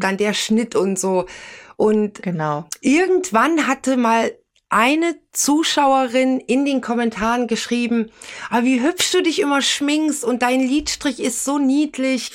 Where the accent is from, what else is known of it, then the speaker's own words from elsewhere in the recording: Thuringia, Germany; moved away; also born or lived in Hesse; ich komme ja ursprünglich aus Thüringen, bin nach Hessen gegangen